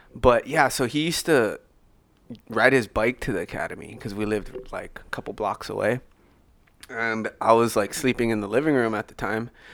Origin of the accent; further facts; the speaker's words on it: Oahu, Hawaii, United States; moved away as an adult; also born or lived in Maui; since I moved from Maui to Oahu, she raised me